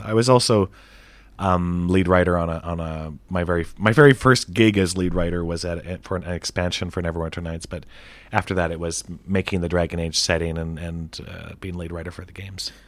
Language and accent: English; Canada; I'm from Canada